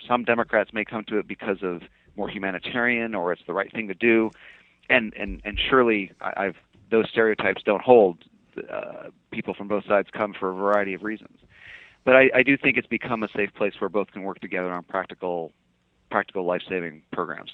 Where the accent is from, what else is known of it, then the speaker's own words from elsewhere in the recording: Fairbanks, Alaska, United States; also born or lived in Anchorage, Alaska; I was I was born and raised in in Alaska